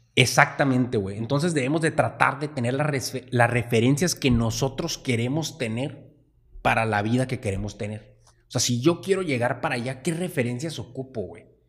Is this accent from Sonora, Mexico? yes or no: yes; Sonora, Mexico; nosotros pues nacimos en México, estuvimos en Sonora